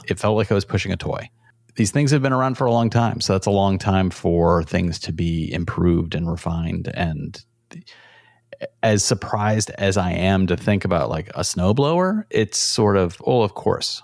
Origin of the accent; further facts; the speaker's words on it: Rochester, New York, United States; we grew up in Rochester